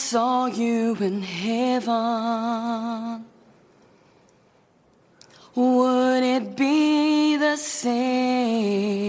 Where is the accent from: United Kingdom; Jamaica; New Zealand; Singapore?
United Kingdom; Dungiven, Northern Ireland; I'm 15 years old, and I'm from Northern Ireland in County Derry